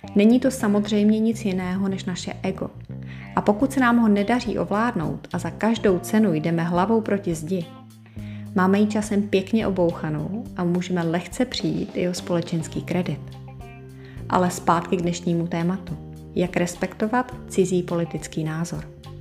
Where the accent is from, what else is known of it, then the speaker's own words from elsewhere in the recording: Prague, Czechia; jsem z Prahy